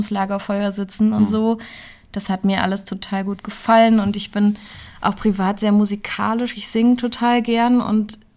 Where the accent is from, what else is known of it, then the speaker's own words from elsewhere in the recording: Neuhof, Hesse, Germany; Ich komme aus Neuhof gebürtig und bin dann Fulda kenne ich seit dem Abi so.